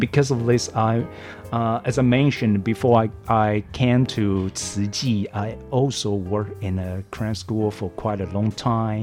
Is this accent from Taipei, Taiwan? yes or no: no; Taoyuan, Taiwan; moved away as an adult; now in Hualien, Taiwan; I'm from a very small area called Longgang in Taoyuan.